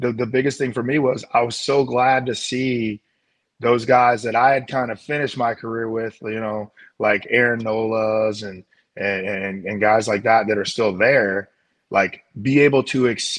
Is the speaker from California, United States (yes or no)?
no; St. Louis, Missouri, United States; Yeah, it is St. Louis, you know, having been grown up, born and raised in St. Louis, understanding what Cardinal fans are and the passion that the fans in St. Louis have